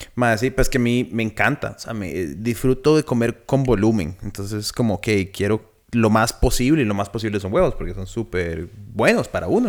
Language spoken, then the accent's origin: Spanish; Costa Rica